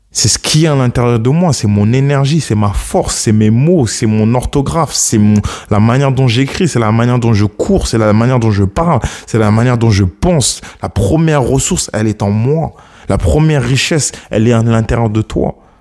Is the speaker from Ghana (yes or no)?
yes; Ghana; mon pays d'origine, le Ghana